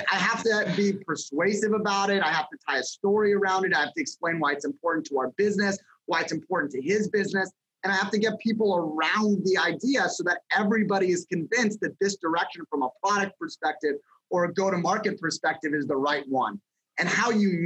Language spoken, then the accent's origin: English; Los Angeles, California, United States; moved away as an adult; also born or lived in Las Vegas / Columbus, Ohio; I grew up in Los Angeles and I went to college in Las Vegas